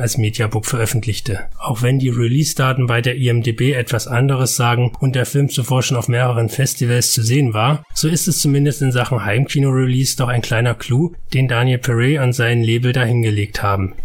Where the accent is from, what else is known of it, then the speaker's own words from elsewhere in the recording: Germany; bei uns in Deutschland